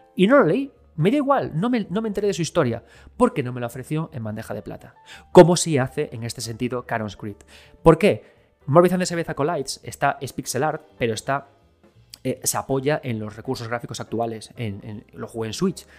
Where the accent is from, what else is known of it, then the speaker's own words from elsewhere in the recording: Galicia, Spain; Yo soy gallego